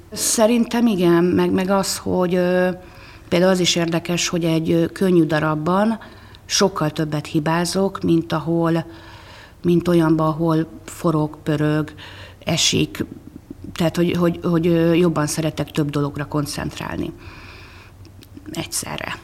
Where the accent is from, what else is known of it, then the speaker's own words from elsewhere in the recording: Székesfehérvár, Fejér, Hungary; Sokat megyek azon a lakótelepen, ahol én fölnőttem